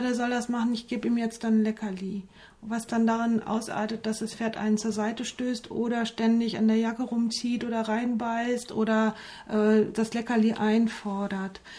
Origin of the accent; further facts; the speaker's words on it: near Limburg, Hesse, Germany; ich komme ja aus Hessen äh, in Richtung Limburg, da so im 50-Kilometer-Kreis